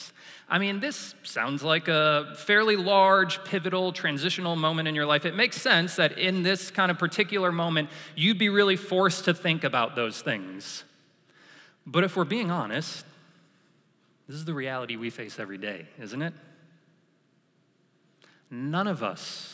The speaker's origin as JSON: {"language": "English", "region": "New York", "country": "United States", "tie": "born or raised there", "moved": "as an adult", "said": "growing up in New York"}